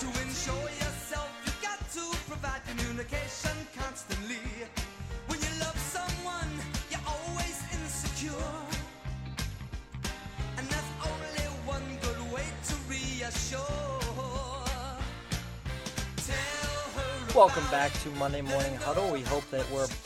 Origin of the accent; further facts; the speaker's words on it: Pittsburgh, Pennsylvania, United States; I'm originally from Western Pennsylvania, the city of Pittsburgh.